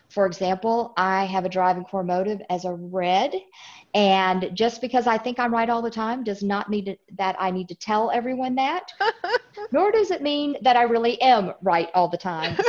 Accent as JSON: {"language": "English", "region": "Illinois", "country": "United States", "tie": "born there", "accent": "Southern", "lives_now": "Tennessee, United States", "said": "I live in Tennessee. So even though I was born in Illinois, I've got the whole Southern accent down really well."}